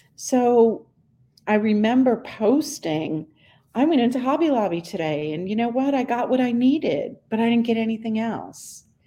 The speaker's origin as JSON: {"language": "English", "region": "Northeast", "country": "United States", "tie": "born or raised there", "moved": "yes", "lives_now": "Charleston, United States", "said": "I grew up in the Northeast"}